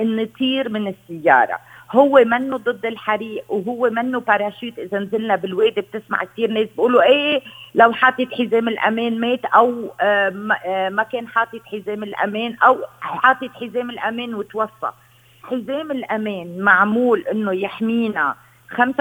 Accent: Lebanon; عندنا بلبنان

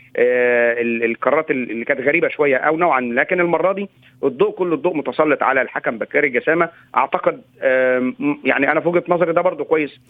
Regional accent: Egypt; أنا سعيد كمصري

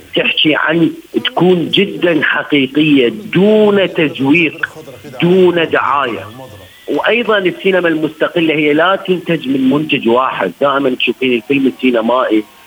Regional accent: Iraq; احنا كيف نعيش كعراقيين بعد 2003

